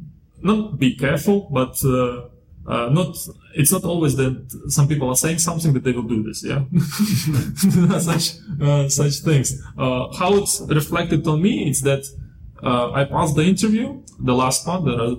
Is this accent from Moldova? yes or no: yes; Moldova; now in Dubai, United Arab Emirates; And so I came from Moldova. I came to Dubai in 2011.